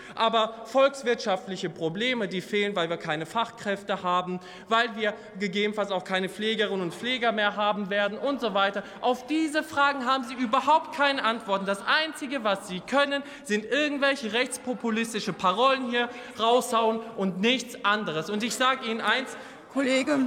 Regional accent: Oberhausen, North Rhine-Westphalia, Germany; Ich bin in einer Hochhaussiedlung in Oberhausen im Ruhrgebiet aufgewachsen

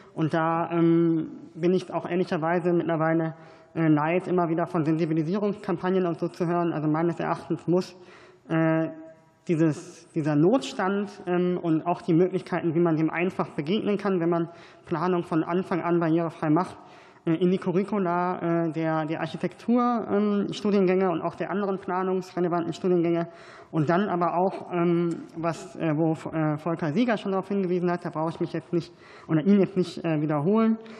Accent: North Rhine-Westphalia, Germany; ich komme aus NRW

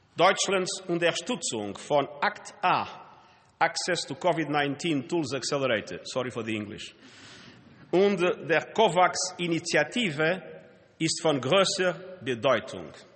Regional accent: Portugal; German is a second language; moved away as an adult; in meinem Heimatland Portugal

